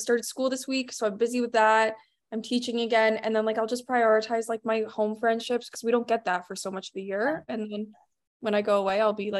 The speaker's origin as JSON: {"language": "English", "town": "Uxbridge", "region": "Ontario", "country": "Canada", "tie": "born or raised there"}